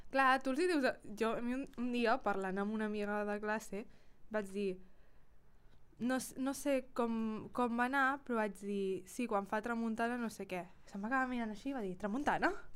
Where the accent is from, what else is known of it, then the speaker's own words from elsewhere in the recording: Girona, Catalonia, Spain; som de Girona i la gent de Girona